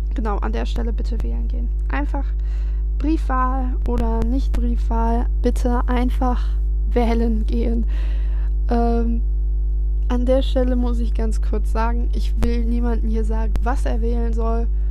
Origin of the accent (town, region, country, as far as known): North Rhine-Westphalia, Germany; born or raised there